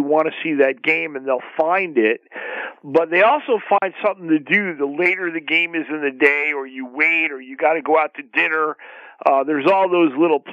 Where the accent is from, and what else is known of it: southeastern Connecticut, United States; born or raised there; now in Los Angeles, United States